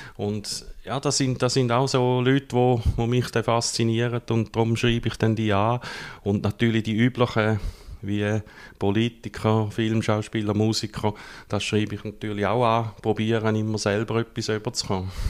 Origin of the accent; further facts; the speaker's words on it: Gossau, St. Gallen, Switzerland; moved away as an adult; now in Rotkreuz, Switzerland; bin ursprünglich, mir gehört es vielleicht noch ein bisschen, aus der Ostschweiz, aufgewachsen in der Nähe von Gossau